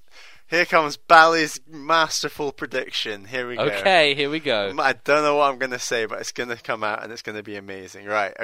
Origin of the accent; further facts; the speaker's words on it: Brazil; English is a second language; I know, that's because my family comes from Syria and I am from Brazil.